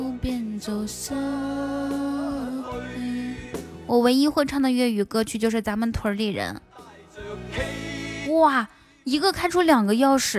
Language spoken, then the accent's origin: Chinese; Ethiopia; 其实我我在国外读书的时候，像我们埃塞俄比亚那边，我们就经常这样吃哦。